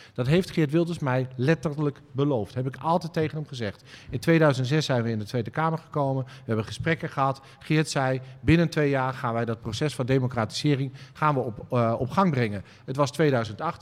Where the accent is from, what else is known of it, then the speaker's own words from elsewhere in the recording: Twente, Overijssel, Netherlands; ik ben een Twentse, uh, jongen